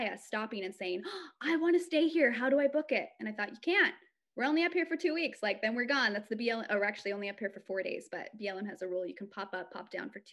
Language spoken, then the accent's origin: English; Idaho, United States; I'm from Idaho.